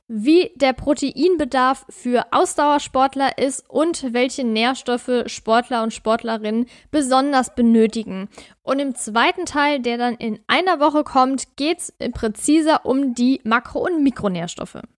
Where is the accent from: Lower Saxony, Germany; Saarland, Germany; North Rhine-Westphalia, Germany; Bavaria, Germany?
Saarland, Germany; in Saarbrücken, also meinem Heimatbundesland Saarland